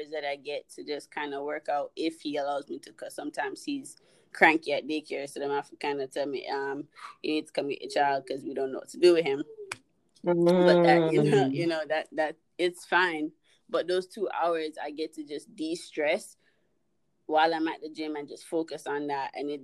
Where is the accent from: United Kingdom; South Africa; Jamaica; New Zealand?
Jamaica; I'm Jamaican